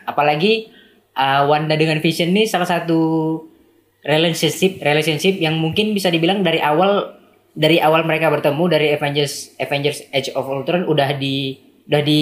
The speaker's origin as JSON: {"language": "Indonesian", "region": "Aceh", "country": "Indonesia", "said": "asalnya dari Aceh, masih mahasiswa, mahasiswa ilmu komunikasi."}